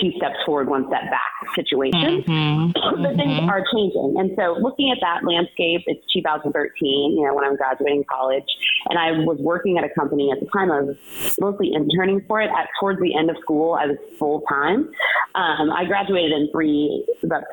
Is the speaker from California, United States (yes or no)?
yes; Los Angeles, California, United States; also born or lived in San Francisco / Chicago / New York; I'm from Los Angeles. I'm born and raised here.